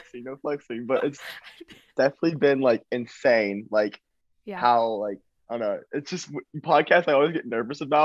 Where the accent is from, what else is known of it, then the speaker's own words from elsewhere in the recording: Nashville, Tennessee, United States; I am from Nashville, Tennessee. I am 18 years old